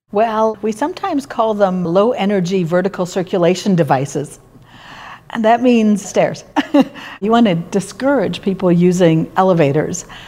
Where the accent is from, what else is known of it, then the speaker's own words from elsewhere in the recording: Montreal, Quebec, Canada; now in Edmonton, Canada; I grew up in Montreal.